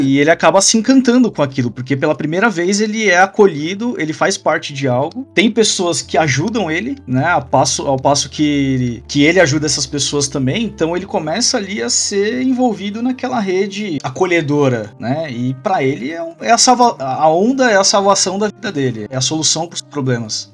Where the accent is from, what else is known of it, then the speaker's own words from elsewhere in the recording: Brazil; Aqui agora como, como brasileiro